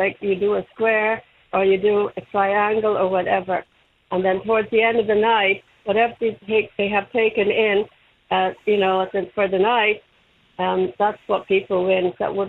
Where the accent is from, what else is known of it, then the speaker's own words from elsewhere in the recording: Dublin, Leinster, Ireland; born there; I'm born in the Liberties.